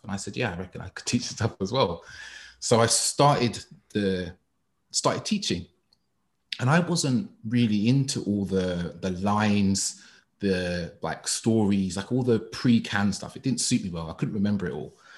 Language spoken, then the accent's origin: English; London, United Kingdom; I grew up in East London all my life